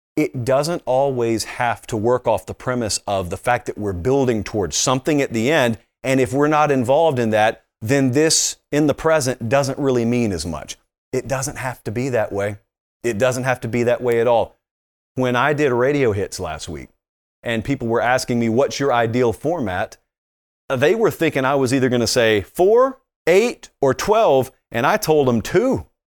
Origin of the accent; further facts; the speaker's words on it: the South, United States; I grew up in the South